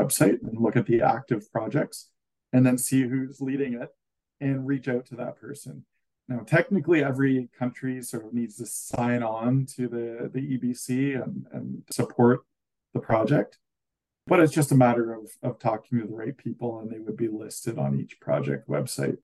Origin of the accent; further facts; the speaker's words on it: Canada; as a Canadian